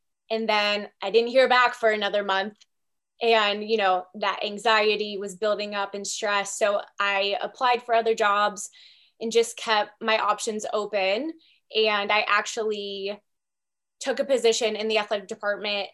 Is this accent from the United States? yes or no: yes; Shelby, Ohio, United States; moved away as an adult; also born or lived in Toledo, Ohio; now in Bellingham, United States; I am from Shelby, Ohio, home of the Whippets, no more than 10,000 people, so very, very small town. My parents, Danny and Michelle, still live there